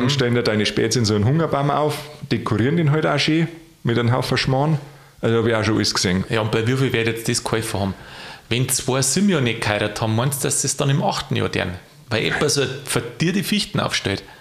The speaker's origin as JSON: {"language": "German", "region": "Bavaria", "country": "Germany", "said": "also bei mir, da wo ich herkomme, im Chiemgau, ist das ganz Echt? gang und gäbe, ja."}